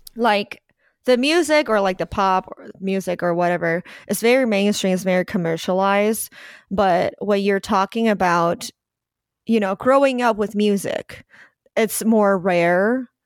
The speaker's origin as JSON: {"language": "English", "country": "Taiwan", "also_born_or_lived": "New Zealand", "second_language": "English", "moved": "yes", "lives_now": "Los Angeles, United States"}